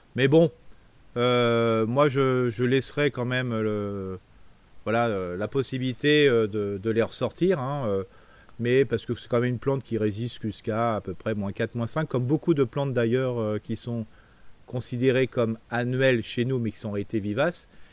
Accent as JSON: {"language": "French", "area": "Alsace", "region": "Grand Est", "country": "France", "said": "chez nous en Alsace"}